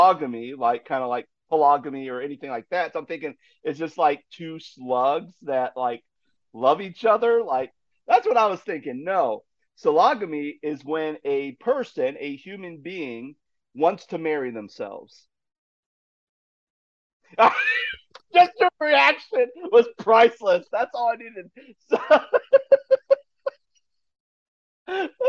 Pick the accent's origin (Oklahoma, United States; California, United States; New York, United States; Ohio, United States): Ohio, United States; moved away as an adult; back to my home state of Ohio